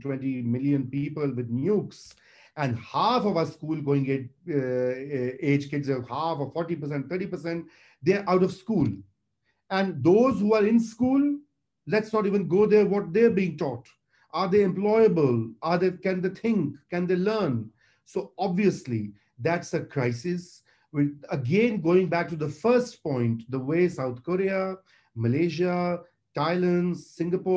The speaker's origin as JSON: {"language": "English", "region": "Punjab", "country": "Pakistan", "said": "We are a territorial nation state. There are four federating units. There are other territories. We are a land with a 5,000 years of history."}